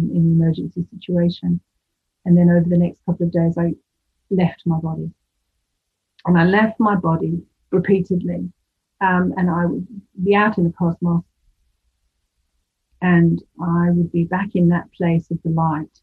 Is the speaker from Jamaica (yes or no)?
no; United Kingdom; moved away; the UK, which is my home country